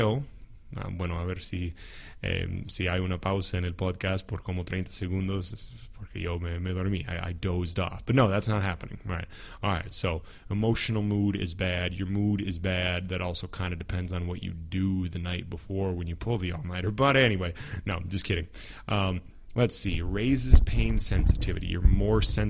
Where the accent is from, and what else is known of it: United States; first language English